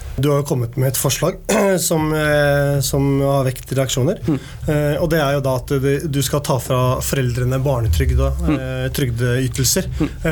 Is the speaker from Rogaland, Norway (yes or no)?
no; Oslo, Norway; jeg vokste opp på Tveita